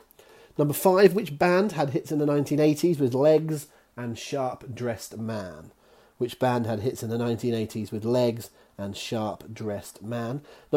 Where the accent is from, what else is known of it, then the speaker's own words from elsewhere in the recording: Devon, South West England, United Kingdom; accent: Devon; there's my Devon accent on worlds.